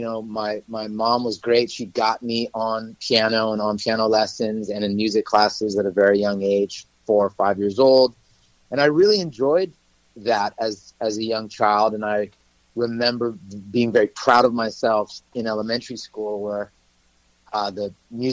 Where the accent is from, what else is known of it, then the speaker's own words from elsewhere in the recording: Los Angeles, California, United States; also born or lived in Hollywood / Beverly Hills; I was born and raised in Los Angeles